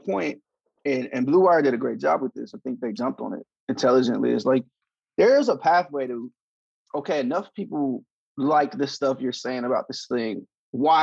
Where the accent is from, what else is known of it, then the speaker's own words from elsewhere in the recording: Sacramento, California, United States; I'm from Northern California